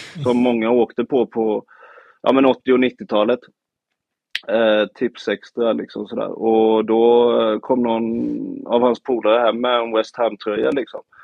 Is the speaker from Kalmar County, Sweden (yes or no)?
yes; Nybro, Kalmar County, Sweden; moved away; hela mitt liv här i Nybro som jag kommer ifrån, några mil från Öland